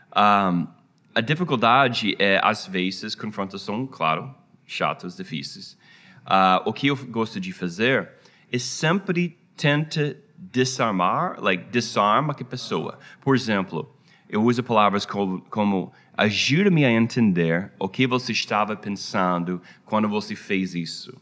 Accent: United States; Portuguese is a second language; also born or lived in Rio de Janeiro, Brazil; depois de 10 anos no Brasil, a nossa família voltou para a minha terra.

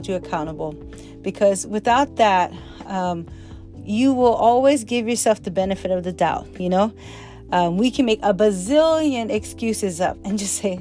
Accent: Hawaii, United States; As a child growing up in Hawaii

